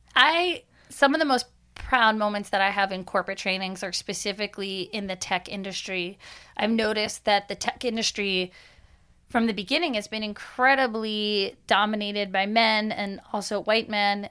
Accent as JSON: {"language": "English", "area": "Long Island", "region": "New York", "country": "United States", "tie": "born or raised there", "said": "I grew up in New York, I grew up in Long Island"}